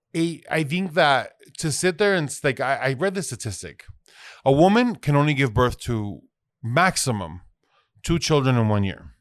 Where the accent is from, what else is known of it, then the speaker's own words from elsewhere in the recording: Phoenix, Arizona, United States; I was born in Phoenix, Arizona